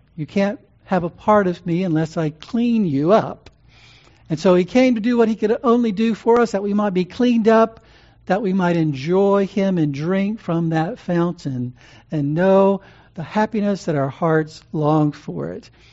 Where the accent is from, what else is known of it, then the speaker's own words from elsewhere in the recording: Louisiana, United States; Growing up in Louisiana